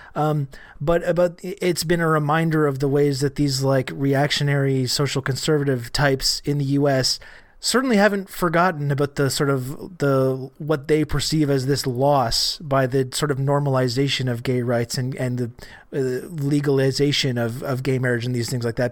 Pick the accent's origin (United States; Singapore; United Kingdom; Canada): Canada; I'm Canadian